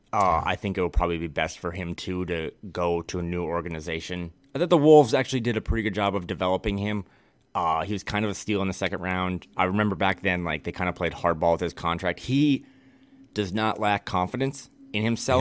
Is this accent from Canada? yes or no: no; Midwest, United States; now in West Coast, United States